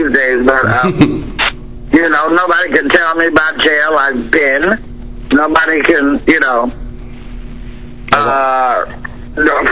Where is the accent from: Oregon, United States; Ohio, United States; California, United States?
California, United States; Long Beach; I was from Long Beach, California